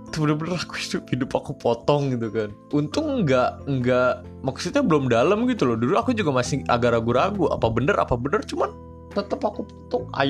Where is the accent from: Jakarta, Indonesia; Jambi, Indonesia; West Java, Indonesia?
Jakarta, Indonesia; East Jakarta; dulu tuh aku masih di sawah tuh di deket-deket daerah aku di Jakarta Jakarta Timur